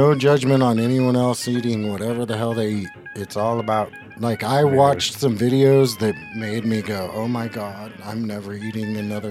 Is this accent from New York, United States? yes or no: no; North Shore, California, United States; North Shore. Okay. That's where I grew up.